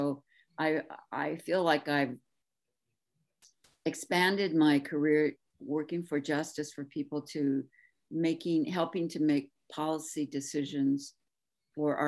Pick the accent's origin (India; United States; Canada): United States; Pico Rivera, California; now in Oxnard, United States; I grew up in Pico Viejo in San Gabriel Valley, in Pico Rivera.